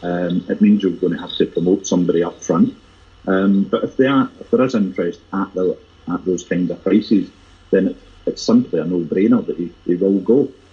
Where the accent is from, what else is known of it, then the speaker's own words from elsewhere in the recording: Glasgow, Scotland, United Kingdom; I'm very proud as a Glaswegian